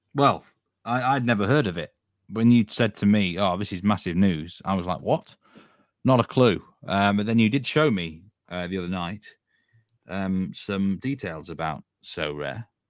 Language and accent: English; Yorkshire and the Humber, United Kingdom; I'm from Yorkshire